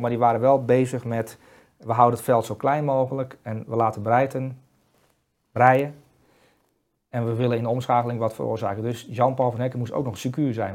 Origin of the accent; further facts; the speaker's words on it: Netherlands; wij centrale verdedigers als Nederlanders